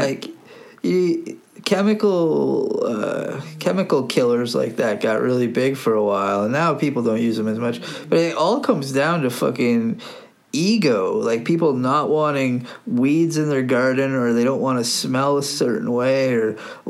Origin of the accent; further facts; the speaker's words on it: Burgessville, Ontario, Canada; natural Burgessville honey, just honey from my hometown